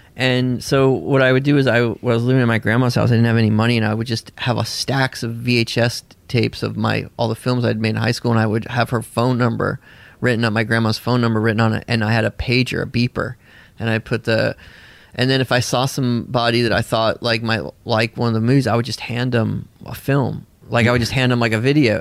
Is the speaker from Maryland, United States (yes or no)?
no; Nashville, Tennessee, United States; also born or lived in Bolinas, California; I grew up in a commune in Tennessee.